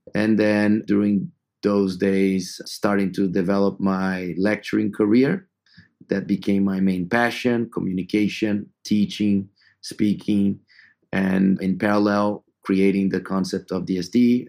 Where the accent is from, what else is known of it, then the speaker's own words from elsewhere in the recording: São Paulo, Brazil; moved away as an adult; also born or lived in Atlanta, United States / Madrid, Spain; I'm originally from Sao Paulo, Brazil, uh, where I was born and grew up